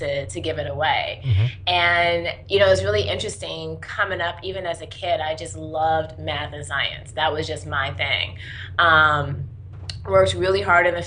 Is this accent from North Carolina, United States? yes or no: yes; North Carolina, United States; also born or lived in Washington, D.C.; I was born in Washington, D.C., but moved to North Carolina pretty early on